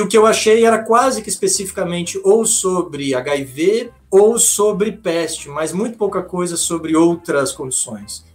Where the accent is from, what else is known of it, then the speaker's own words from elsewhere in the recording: Florianópolis, Santa Catarina, Brazil; also born or lived in Curitiba / Italy; eu sou manezinho da ilha aqui de Florianópolis